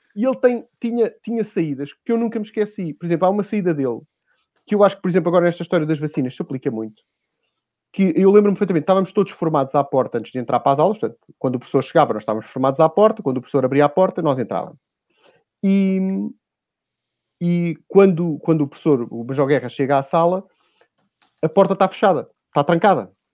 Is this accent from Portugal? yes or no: yes; Lisbon, Portugal; Eu sou dos Olivais